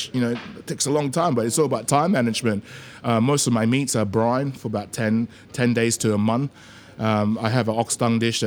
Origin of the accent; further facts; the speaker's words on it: Australia; moved away as an adult; also born or lived in Malaysia; now in London, United Kingdom; Growing up in Oz, you know, like I grew up in Western suburbs, so I used to surf a lot